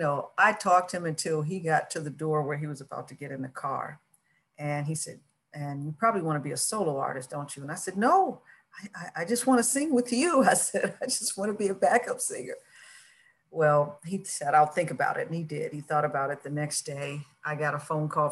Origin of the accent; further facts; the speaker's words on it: Michigan, United States; now in Los Angeles, United States; my home state, Michigan